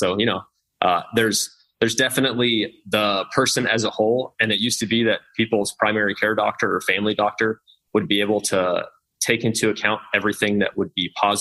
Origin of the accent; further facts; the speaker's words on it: Kansas, United States; I'm from Kansas